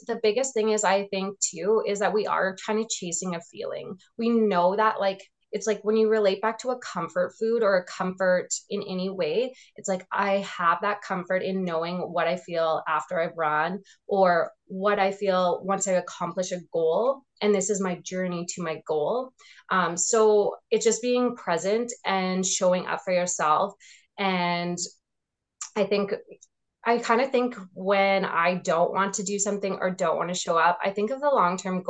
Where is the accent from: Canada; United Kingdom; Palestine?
Canada; Regina, Saskatchewan; also born or lived in Calgary / Edmonton; When I came back from Calgary, I lived in Regina again